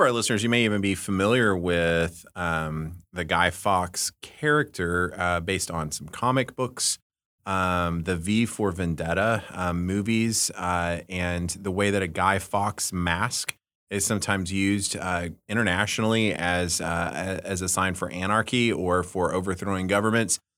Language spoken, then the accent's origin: English; United States; also born or lived in Britain; as an American